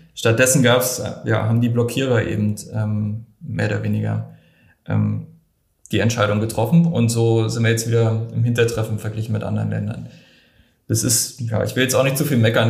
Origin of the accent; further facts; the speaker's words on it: Germany; bei uns in Deutschland